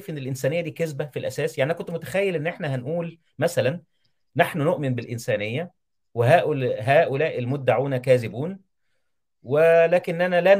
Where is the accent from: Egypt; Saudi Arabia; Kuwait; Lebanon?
Egypt; لان احنا مسلمين وايضا كمصري اتعاطف مع المصريين